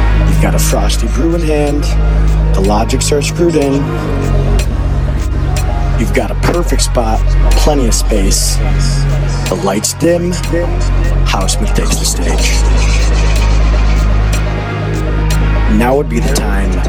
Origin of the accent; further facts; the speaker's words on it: Detroit, Michigan, United States; moved away; my hometown, the birthplace of techno, the city that hosted MJ Stein, John Deich, and myself this last weekend, the city of Detroit